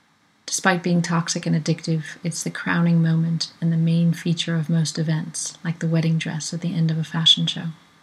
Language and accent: English; United States; Growing up in America